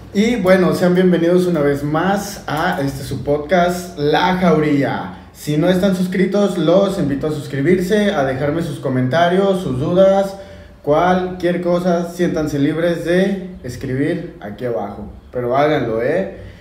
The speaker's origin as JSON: {"language": "Spanish", "country": "Mexico", "said": "como buen mexicano"}